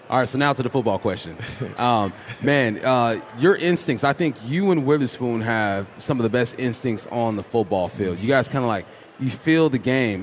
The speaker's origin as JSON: {"language": "English", "region": "California", "country": "United States", "moved": "yes", "lives_now": "Pacific Northwest, United States", "said": "I'm from California"}